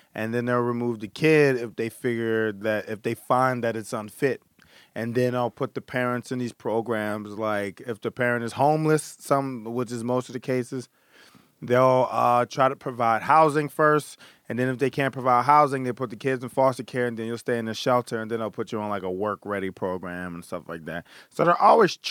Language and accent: English; Philadelphia, Pennsylvania, United States; Grew up in Philadelphia